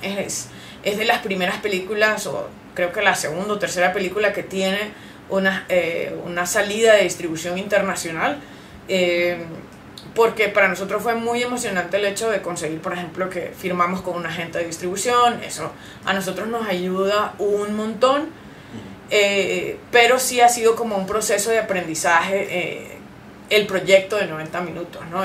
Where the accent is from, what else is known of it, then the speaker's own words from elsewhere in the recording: Honduras; nosotros como hondureños sí tenemos ese background